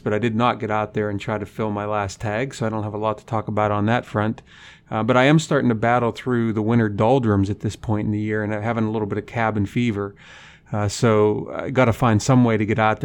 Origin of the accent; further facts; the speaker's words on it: Punxsutawney, Pennsylvania, United States; moved away as an adult; now in North Dakota, United States; I grew up in Punxsutawney, Pennsylvania